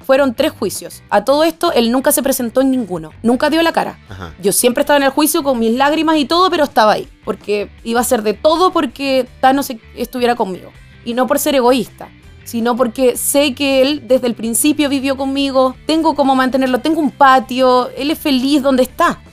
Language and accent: Spanish; Venezuela; moved away; yo soy extranjera, soy venezolana